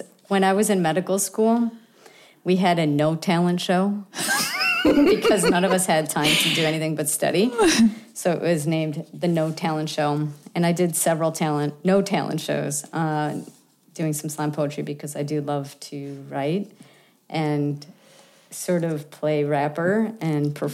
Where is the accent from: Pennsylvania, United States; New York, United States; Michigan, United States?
New York, United States; Buffalo; I grew up in LaSalle Projects in Buffalo, New York